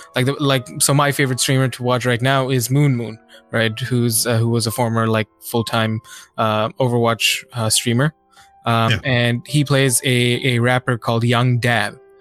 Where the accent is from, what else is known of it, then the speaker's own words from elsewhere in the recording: India; I'm Indian